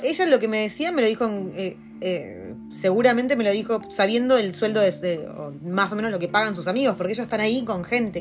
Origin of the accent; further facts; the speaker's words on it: Argentina; moved away as an adult; now in New Zealand; Nosotros venimos de Argentina